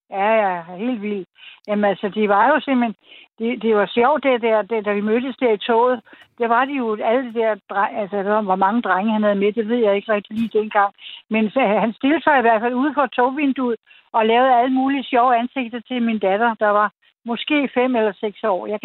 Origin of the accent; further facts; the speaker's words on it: Birkerød, Capital Region of Denmark, Denmark; moved away; also born or lived in Copenhagen / South Funen; jeg selv født og vokset op i Birkerød, og egentlig var tit i København. Og jeg er uddannet i København på Kongen på Slæn som maler.